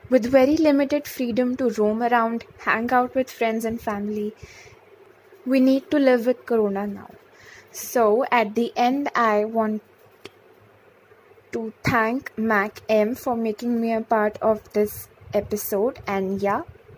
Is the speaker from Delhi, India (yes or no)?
yes; Delhi, India; I'm from Delhi.